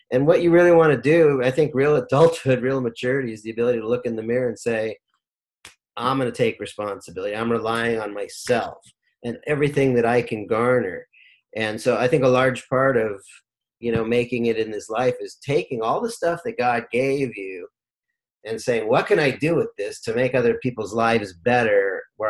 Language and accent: English; Rancho Cucamonga, California, United States; also born or lived in Lynwood, California / Long Beach, California; when I was about 7 years old, we moved to Rancho Cucamonga, Alta Loma, went to Alta Loma High School, grew up in the Inland Empire